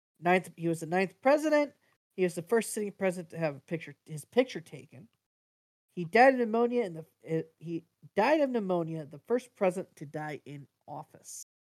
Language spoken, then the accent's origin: English; Jefferson, Ohio, United States; he actually came to my hometown of Jefferson.